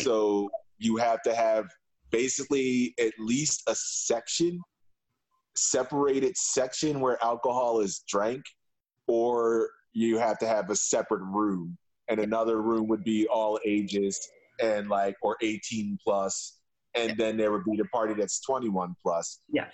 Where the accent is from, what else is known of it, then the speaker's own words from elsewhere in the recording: Philadelphia, Pennsylvania, United States; now in Berlin, Germany; as a Philadelphian